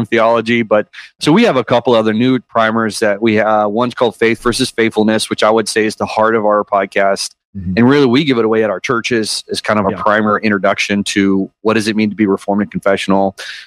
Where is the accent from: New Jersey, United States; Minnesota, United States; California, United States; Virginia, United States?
California, United States; moved away as an adult; also born or lived in Tennessee; now in Spring Hill, United States; I'm born and raised in California